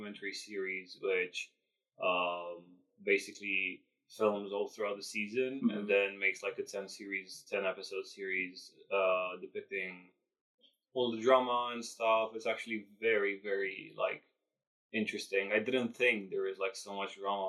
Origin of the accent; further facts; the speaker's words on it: Romania; English is a second language; now in London, United Kingdom; Romanian. I was born and raised in Romania